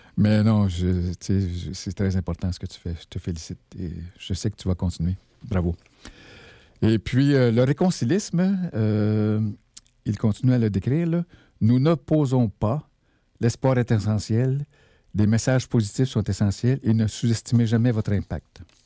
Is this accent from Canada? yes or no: yes; Val-d'Or, Quebec, Canada; also born or lived in Malartic; c'est chez nous, d'où je viens, euh, à Val-d'Or